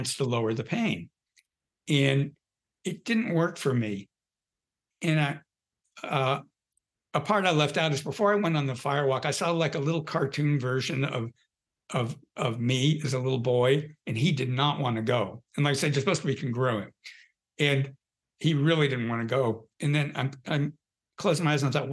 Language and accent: English; Southern California, United States; I grew up in Southern California.